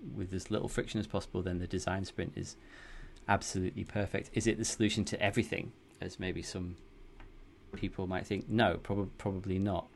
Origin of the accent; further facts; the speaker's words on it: the north of England, United Kingdom; accent: northern; moved away as an adult; now in Amsterdam, Netherlands; I'm from the U K originally, as you can probably tell from my northern accent.